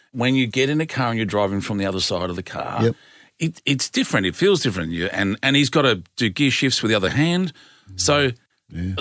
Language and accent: English; Australia; as an Australian